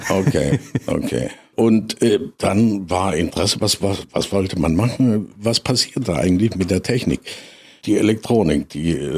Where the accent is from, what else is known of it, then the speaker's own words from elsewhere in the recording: Freiberg, Saxony, Germany; Und äh, ja, ich bin aufgewachsen in Freiberg. Äh, mein Großvater war Schmiedemeister.